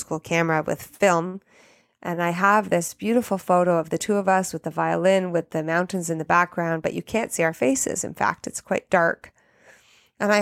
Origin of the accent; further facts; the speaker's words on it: Canada; moved away as an adult; also born or lived in Italy; I'm Canadian and learned French in school